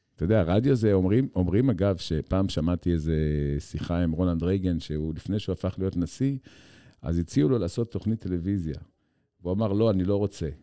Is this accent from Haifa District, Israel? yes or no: yes; Haifa, Haifa District, Israel; אני בתור ילד שגדל בחיפה של שנות ה-70